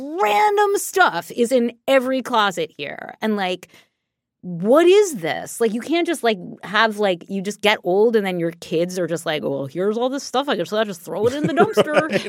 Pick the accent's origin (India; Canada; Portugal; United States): United States; New York City, New York; Cause like I grew up in New York City, as we all know. I grew up in New York City.